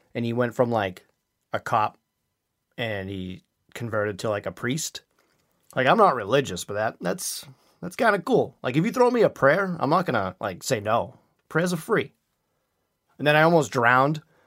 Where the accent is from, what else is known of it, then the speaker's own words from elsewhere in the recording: Quincy, Massachusetts, United States; Quincy is my hometown